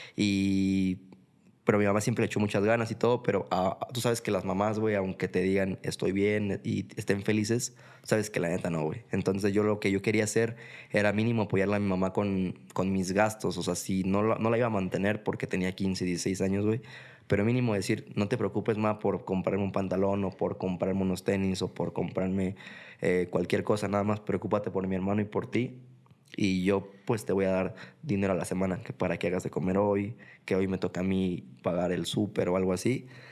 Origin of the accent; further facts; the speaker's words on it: Mexico City, Mexico; moved away as an adult; now in Guadalajara, Mexico; yo soy de Ciudad de México, para empezar no soy de aquí de Guadalajara, eh, soy chilango de, de nacimiento, eh, tapatío por adopción